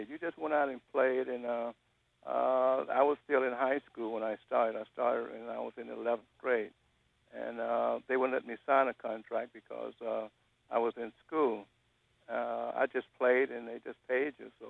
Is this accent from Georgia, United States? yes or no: no; Alabama, United States; No, growing up in Alabama, I was playing center.